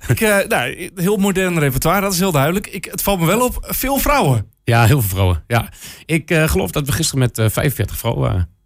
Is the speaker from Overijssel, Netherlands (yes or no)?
yes; Enschede, Overijssel, Netherlands; Ik kom zo uit Enschede